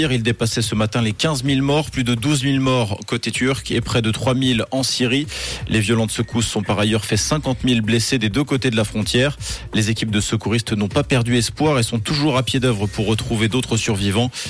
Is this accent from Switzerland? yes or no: yes; Romandy, Switzerland; voici l'actu chez nous en Suisse romande avec Tom